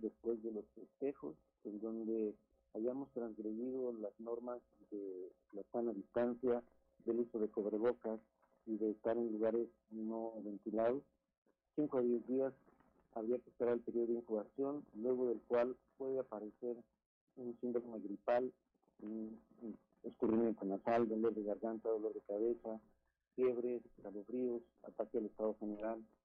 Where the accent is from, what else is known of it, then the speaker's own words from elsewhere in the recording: Mexico; Somos nosotros los mexicanos